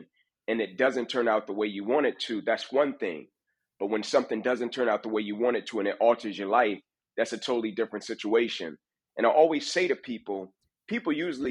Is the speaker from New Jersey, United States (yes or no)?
no; Atlanta, Georgia, United States; I grew up inner city Atlanta, born to a mother at 16 years old